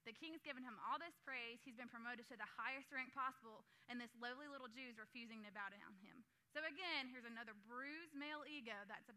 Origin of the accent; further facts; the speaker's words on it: United States; I'm from Shelby County